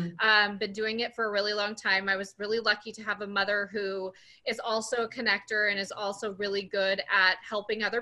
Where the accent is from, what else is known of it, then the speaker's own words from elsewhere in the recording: Sun Valley, Idaho, United States; now in Los Angeles, United States; I am originally from a really small town from Sun Valley, Idaho. I currently live in LA, but I'm from Sun Valley, Idaho